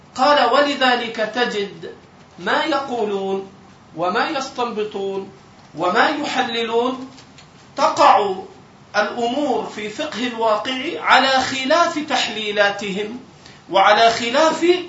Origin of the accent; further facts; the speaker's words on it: Egypt; عندنا في مصر